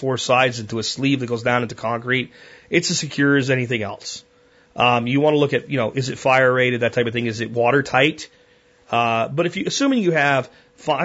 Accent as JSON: {"language": "English", "region": "Florida", "country": "United States", "tie": "born or raised there", "also_born_or_lived": "Pennsylvania", "moved": "yes", "said": "when I grew up in Florida before we moved to Pennsylvania"}